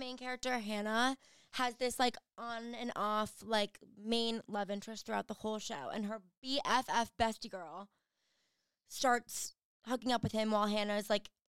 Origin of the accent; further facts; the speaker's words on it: New York, United States; I grew up in New York, and, like, it was always cold in the winter on my birthday.